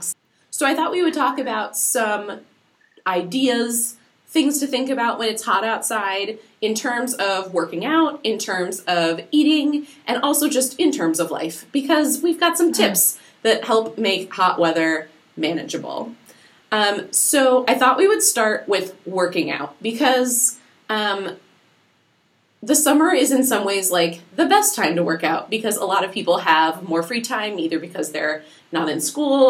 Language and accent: English; Minnesota, United States; growing up in Minnesota, the land of not hot